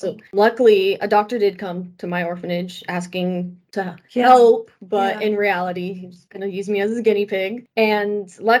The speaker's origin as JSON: {"language": "English", "town": "Kalach", "region": "Volgograd Oblast", "country": "Russia", "tie": "born there", "said": "Well, I was born in Russia in a small city called Kalach. It's kind of directly west of Volgograd."}